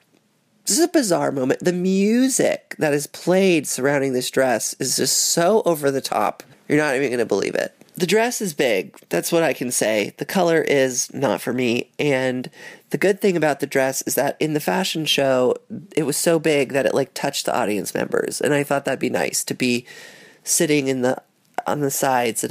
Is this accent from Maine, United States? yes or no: no; New York City, New York, United States; I grew up on Thompson between Spring and Broom